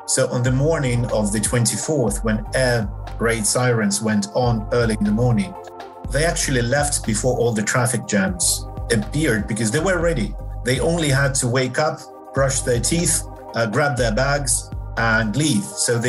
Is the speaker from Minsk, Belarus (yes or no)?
yes; Minsk, Belarus; born there; also born or lived in Donetsk, Ukraine; I was born in Minsk in Belarus, but my mother is Ukrainian and my father is Russian. And I have lived in all three, including during the times of the Soviet Union. I lived in Donetsk for 4 years